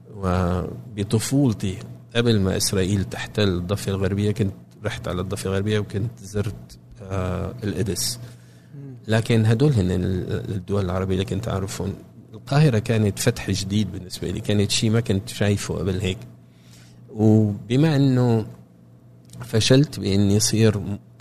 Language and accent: Arabic; Damascus, Damascus Governorate, Syria; moved away as an adult; now in Cambridge, United States; عشت في سوريا لغايه ما كان عمري 24 سنه